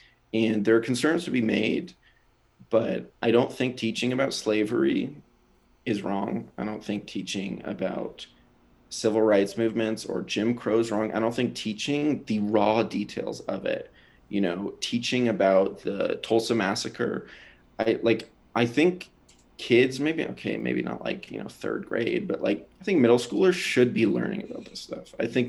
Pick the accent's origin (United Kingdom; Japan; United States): Japan; born there; I was born in Japan, lived all over. This country isn't really my home